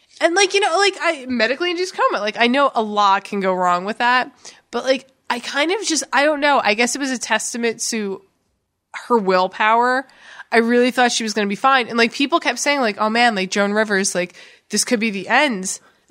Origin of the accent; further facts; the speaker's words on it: Atlantic City, New Jersey, United States; Atlantic City